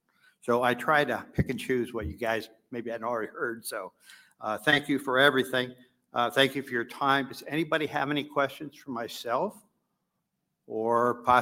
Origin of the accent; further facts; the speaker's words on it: North Canton, Ohio, United States; I'm from House District 49 in North Canton, Ohio.